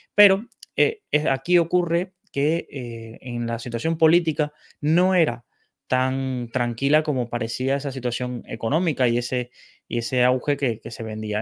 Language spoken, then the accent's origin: Spanish; Cuba; moved away as an adult; personas que hemos tenido que abandonar nuestro país de origen, en este caso Cuba